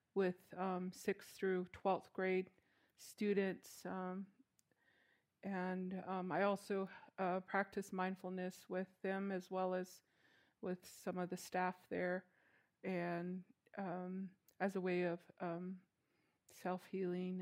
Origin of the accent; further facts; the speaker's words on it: Chinle, Arizona, United States; now in Kayenta, United States; I'm originally from Chinle, Arizona, which is Canyon de Chelly